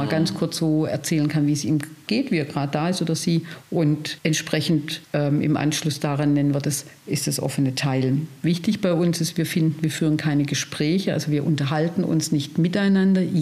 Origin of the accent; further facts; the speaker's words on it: Stuttgart, Baden-Württemberg, Germany; ich komme aus Stuttgart, und habe ich mir dann gleich in dem Raum eine Gruppe gesucht